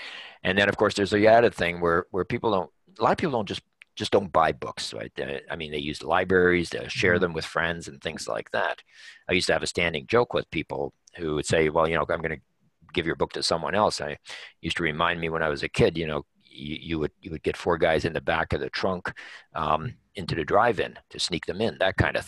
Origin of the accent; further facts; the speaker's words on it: Canada; But you have to appreciate, as a Canadian author, the book sells for